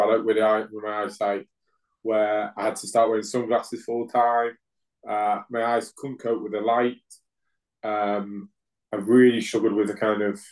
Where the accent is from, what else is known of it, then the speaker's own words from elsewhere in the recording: Hull, Yorkshire and the Humber, United Kingdom; now in Swindon, United Kingdom; I'm originally from Hull in Yorkshire. Currently living in Swindon